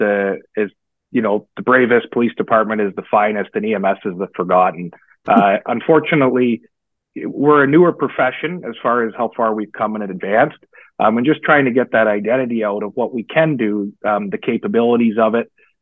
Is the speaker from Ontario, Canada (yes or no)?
yes; Guelph, Ontario, Canada; I grew up in Guelph. I was raised a Guelphite, and my family is all still there